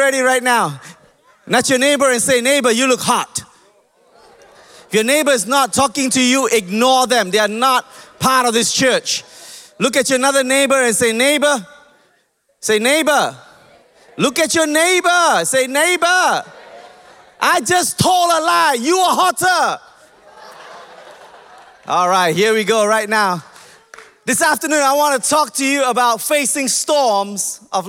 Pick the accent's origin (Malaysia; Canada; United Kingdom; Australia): Malaysia; I'm Malaysian